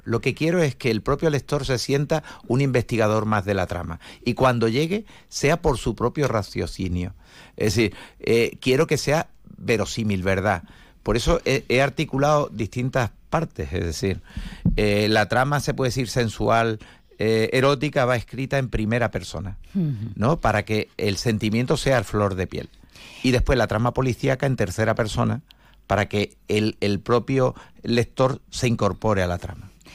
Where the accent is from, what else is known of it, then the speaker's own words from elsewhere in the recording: Algeciras, Andalusia, Spain; moved away as an adult; now in Seville, Spain; Yo soy nacido en Algeciras en el año 62, tengo 61 años